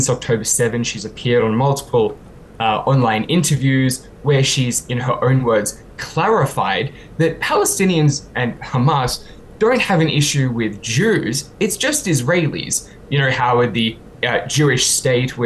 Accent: Australia; now in United Kingdom; my home country of Australia

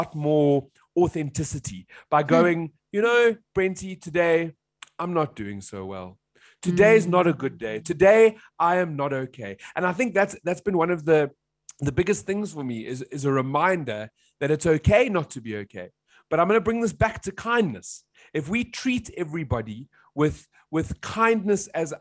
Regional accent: South Africa; as a South African.

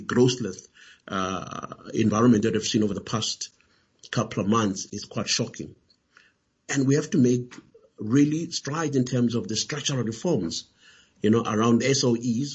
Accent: South Africa; as a South African

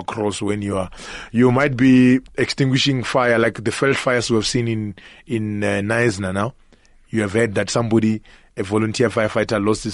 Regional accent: Limpopo, South Africa; moved away as an adult; now in Johannesburg, South Africa; The issue is I grew up in Limpopo. So as a young boy, it's a rural area in Limpopo

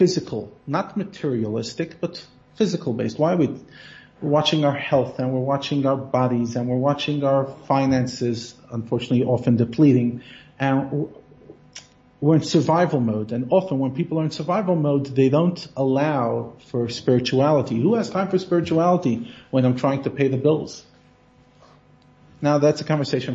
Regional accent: United States; now in South Africa; I'm talking as an American

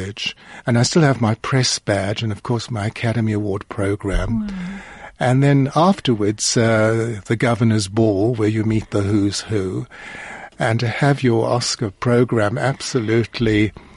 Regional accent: South Africa; I'm from South Africa

